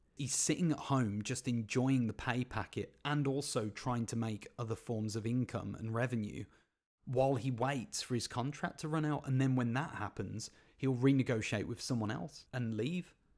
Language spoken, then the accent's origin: English; Birmingham, West Midlands, United Kingdom; my hometown team, Birmingham City